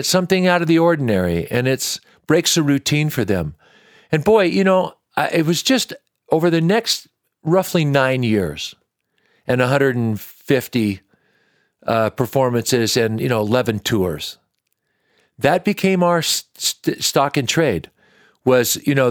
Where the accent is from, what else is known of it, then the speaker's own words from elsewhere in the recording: Washington, United States; I grew up in Washington State.